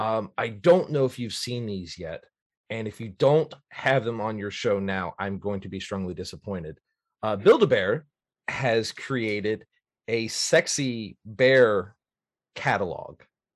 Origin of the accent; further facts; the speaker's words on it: Virginia, United States; I'm a Navy brat, so I'm like from Virginia. My family lives in Indiana, like right up by Chicago. So, you know, it's I'm all over.